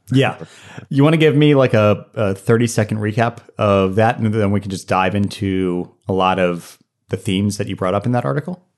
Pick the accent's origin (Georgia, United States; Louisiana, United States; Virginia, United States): Virginia, United States; Norfolk; Norfolk, Virginia. which is my hometown.